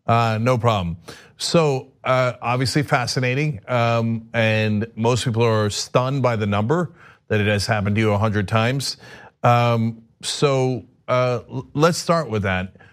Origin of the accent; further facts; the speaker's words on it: Turkey; moved away; I'm from Turkey